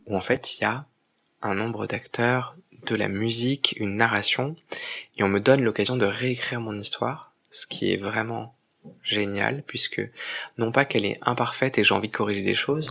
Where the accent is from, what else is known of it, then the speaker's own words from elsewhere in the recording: Provence-Alpes-Côte d'Azur, France; je viens de Provence, et c'est une terre de, une terre de contraste parce que c'est une terre de beauté, mais c'est une terre qui, lorsqu'on grandit, comme moi, euh, aujourd'hui j'ai 37 ans, mais j'ai grandi là-bas depuis mon plus jeune âge